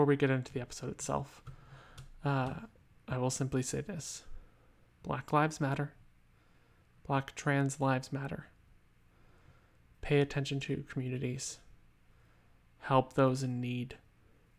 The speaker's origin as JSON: {"language": "English", "country": "United States", "said": "my home country, the United States of America"}